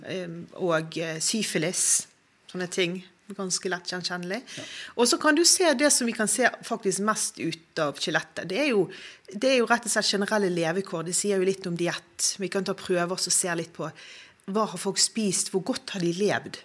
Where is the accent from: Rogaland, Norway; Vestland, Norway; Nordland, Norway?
Vestland, Norway; Bergen; Jeg er jo bergenser, jeg er jo veldig sånn patriot